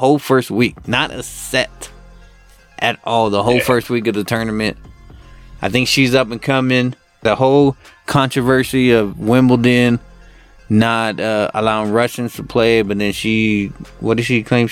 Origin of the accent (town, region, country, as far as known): United States